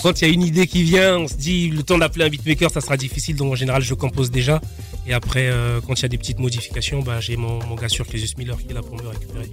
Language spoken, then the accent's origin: French; Brazzaville, Republic of the Congo; moved away; Je suis né à Brazzaville